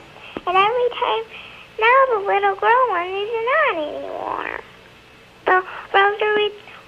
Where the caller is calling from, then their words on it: Tonawanda, New York, United States; Tonawanda, New York.